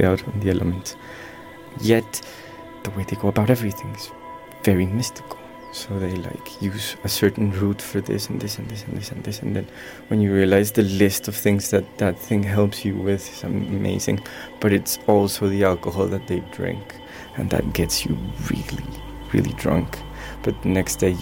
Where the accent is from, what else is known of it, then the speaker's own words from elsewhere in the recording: Colombia; moved away; growing up in Colombia